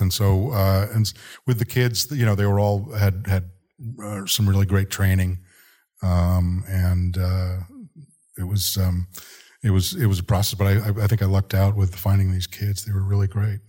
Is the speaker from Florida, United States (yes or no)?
no; Boston, Massachusetts, United States; I grew up in Boston